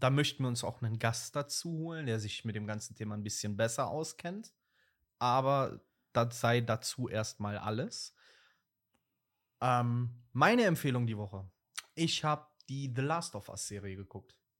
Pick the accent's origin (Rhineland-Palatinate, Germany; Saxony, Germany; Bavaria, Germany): Rhineland-Palatinate, Germany; Moselle wine region; bei uns in, dem, in der Stadt, Dorf, Land, wo ich groß geworden bin, ähm, liegt halt direkt an der Weinmosel